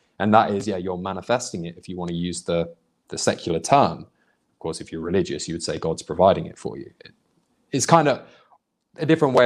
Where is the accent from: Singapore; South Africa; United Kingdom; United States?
United Kingdom; moved away; also born or lived in Indonesia; growing up in Britain, or a proper Christian anyway. Like there was plenty of Muslims and Sikhs and Hindus where I lived, because I lived in a very big Indian population in the city I come from